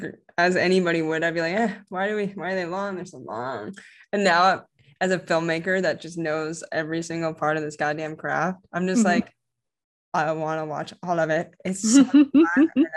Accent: Little Rock, Arkansas, United States; where I grew up in Little Rock, Arkansas

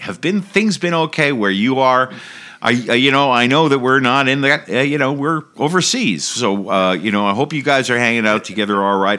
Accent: United States; moved away

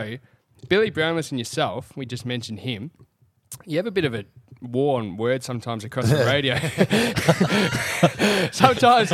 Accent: Mornington, Victoria, Australia; we grew up in Mornington

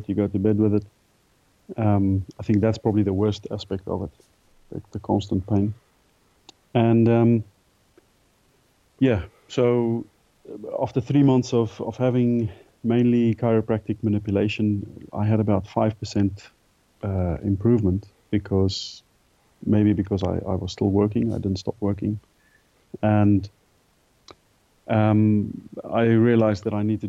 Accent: South Africa; moved away as an adult; also born or lived in England; growing up in South Africa, having done a lot of sport throughout school.

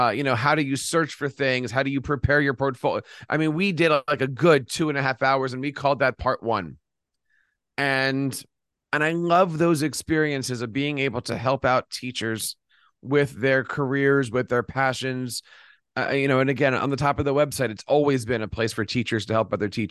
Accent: Philadelphia, Pennsylvania, United States; Philadelphia, my hometown

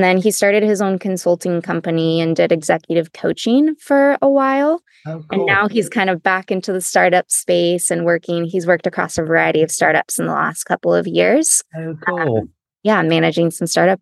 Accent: San Francisco Bay Area, California, United States; also born or lived in Los Gatos, California; now in San Diego, United States; I grew up in the San Francisco Bay Area

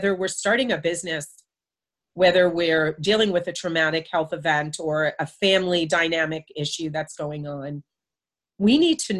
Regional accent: United States; also born or lived in Florida; now in South Carolina, United States; I'm from New York and New Jersey

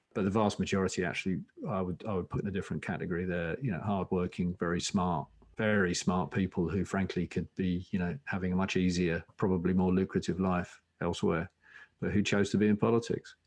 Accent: Essex, East of England, United Kingdom; I come from Essex

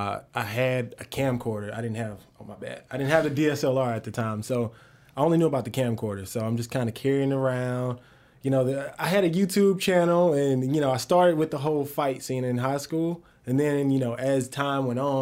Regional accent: Cartersville, Georgia, United States; also born or lived in Greenwood, Mississippi; born in Greenwood, Mississippi, moved to Cartersville when I was 5 years old and been here ever since

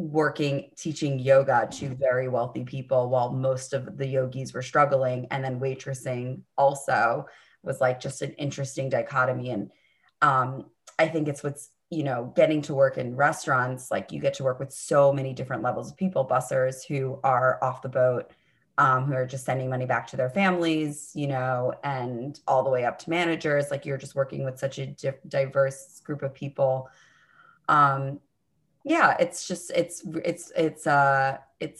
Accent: New York City, New York, United States; I grew up on the Upper East Side of Manhattan

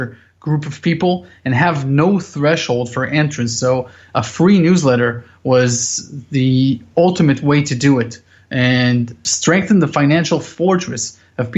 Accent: Israel; also born or lived in United States; I was born here in Israel, so my entire family is here

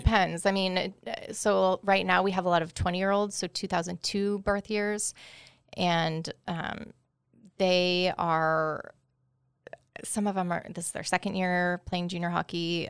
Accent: Bethel, Alaska, United States; also born or lived in Seattle, Washington; I was born in Seattle, so my parents lived in Bethel at the time

